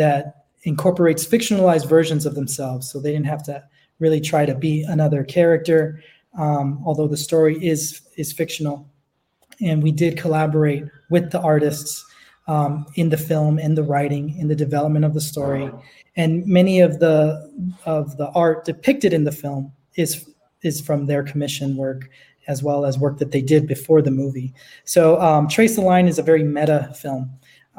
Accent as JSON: {"language": "English", "town": "Los Angeles", "region": "California", "country": "United States", "said": "I am originally from Los Angeles. I grew up in the entertainment industry."}